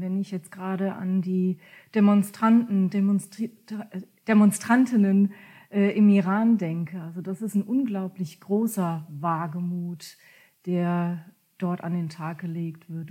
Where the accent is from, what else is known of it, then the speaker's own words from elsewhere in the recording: Ketsch, Baden-Württemberg, Germany; first language German; moved away as an adult; also born or lived in near Hamburg; now in near Kiel, Germany; ich bin in Ketsch groß geworden. Das ist ein kleiner Ort zwischen Heidelberg und Mannheim